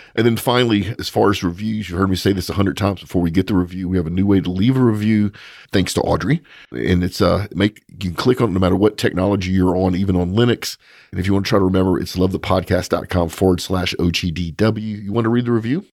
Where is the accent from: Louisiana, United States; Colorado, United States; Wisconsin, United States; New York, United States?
Louisiana, United States; I'm from Louisiana